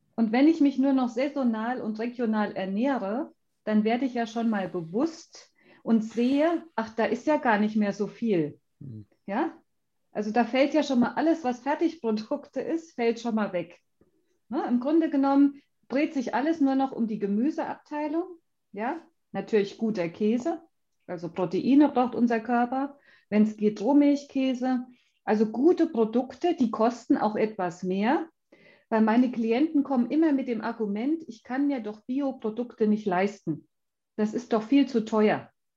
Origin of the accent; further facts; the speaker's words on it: Schmalkalden, Thuringia, Germany; also ich bin ja aus Schmalkalden